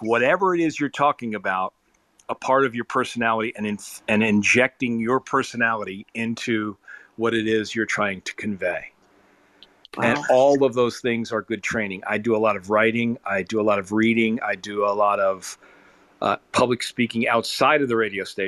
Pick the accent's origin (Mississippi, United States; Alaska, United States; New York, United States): New York, United States; New York City; I grew up in New York City listening to the greats on WABC